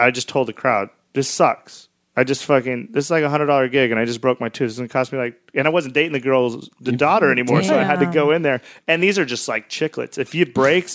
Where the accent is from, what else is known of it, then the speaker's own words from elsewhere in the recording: Cheyenne, Wyoming, United States; moved away; I went back to Cheyenne, to my hometown in Wyoming